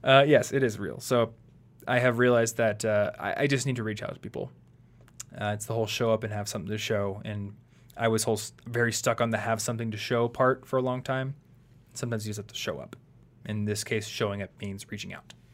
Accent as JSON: {"language": "English", "country": "United States", "tie": "born or raised there", "said": "growing up in America"}